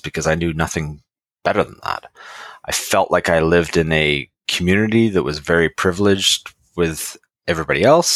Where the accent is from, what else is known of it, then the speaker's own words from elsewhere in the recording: Lower Mainland, British Columbia, Canada; I grew up in the Lower Mainland